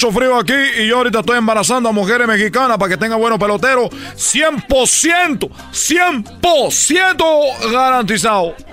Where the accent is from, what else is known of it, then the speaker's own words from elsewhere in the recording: Cuba; Porque yo soy cubano, chico.